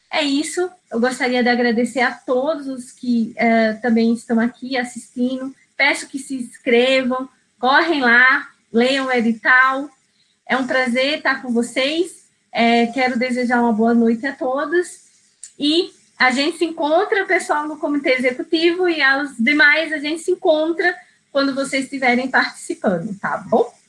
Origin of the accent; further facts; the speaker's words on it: Rio Grande do Norte, Brazil; Eu sou do Rio Grande do Norte, então eu sei o que é o diferencial de uma indústria onshore, porque eu visitei muito a região de Mossoró, Macau, Areia Branca